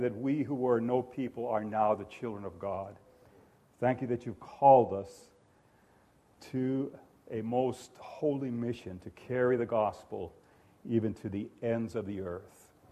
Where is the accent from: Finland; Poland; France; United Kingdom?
Finland; I'm ethnically Finnish. I come from Finland